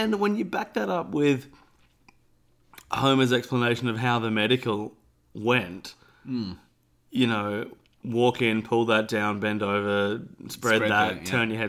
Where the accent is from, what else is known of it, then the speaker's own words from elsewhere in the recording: Australia; I'm Australian.